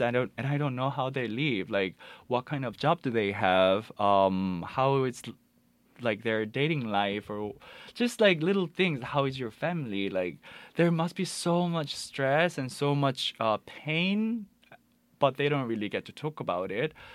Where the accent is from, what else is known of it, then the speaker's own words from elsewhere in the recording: Busan, South Korea; moved away; I'm from Busan originally, so my parents just brought me back to Busan